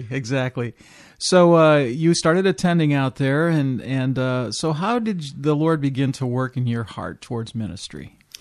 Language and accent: English; Midwest, United States; moved away; I grew up in the Midwest